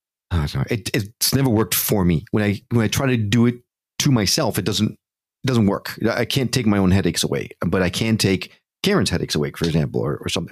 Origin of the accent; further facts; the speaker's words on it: New York, United States; also born or lived in Connecticut; I grew up in New York and Connecticut